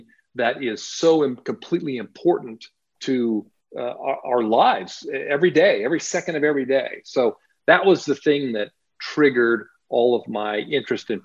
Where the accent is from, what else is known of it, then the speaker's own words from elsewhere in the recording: New Mexico, United States; also born or lived in Central California; my home state of New Mexico